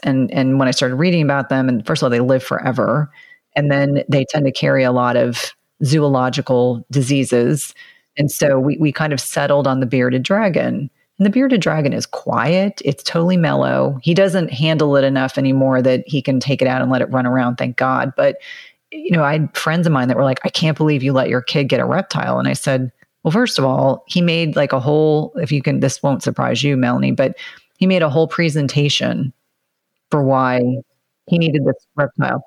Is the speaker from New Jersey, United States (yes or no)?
yes; New Jersey, United States; moved away; also born or lived in South Carolina; I grew up in New Jersey and some of that has kind of stayed in me